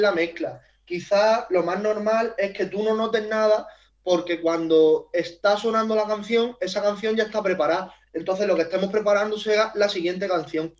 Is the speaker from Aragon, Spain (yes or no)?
no; Huércal-Overa, Andalusia, Spain; also born or lived in Seville; yo soy de Huerca Lovera